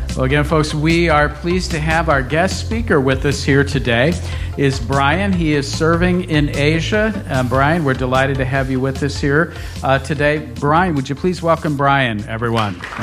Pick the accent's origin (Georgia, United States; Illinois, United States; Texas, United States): Illinois, United States; McHenry; moved away as an adult; now in Malaysia; I'm from this area. I grew up in McHenry, uh, so I'm uh, Illinoisan through and through.